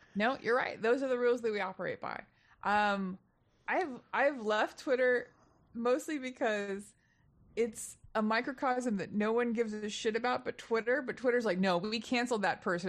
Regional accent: Texas, United States; now in Los Angeles, United States; I'm from Texas originally

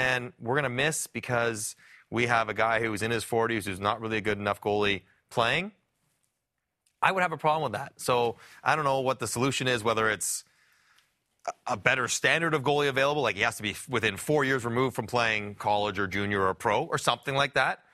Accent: Toronto, Ontario, Canada; I'm from Toronto

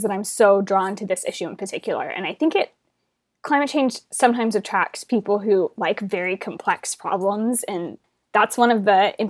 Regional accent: Houston, Texas, United States; I grew up in Houston, Texas

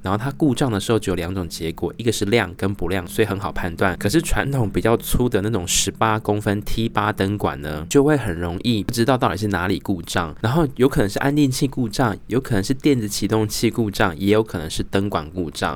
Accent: Tainan, Taiwan; also born or lived in Australia; now in Taoyuan, Taiwan; 回去我的家乡，台南市呢

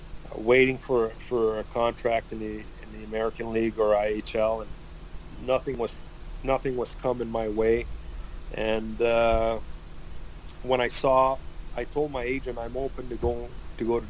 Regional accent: Granby, Quebec, Canada; that's my hometown. That's the town where I live

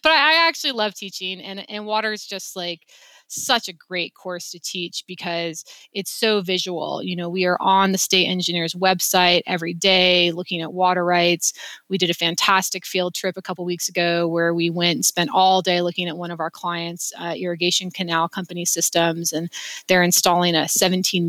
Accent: Wyoming, United States; moved away as an adult; now in Salt Lake City, United States

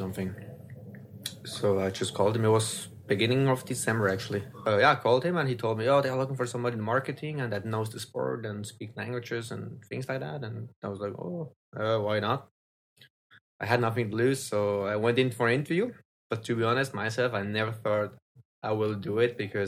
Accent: Swiss German part of Switzerland, German-speaking Switzerland, Switzerland; first language French; English is a second language; my mother language is French, but I grew up in the German part, Swiss German part

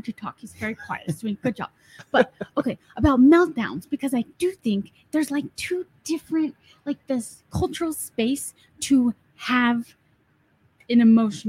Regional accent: Colorado, United States; moved away; I'm from Colorado and my family's here

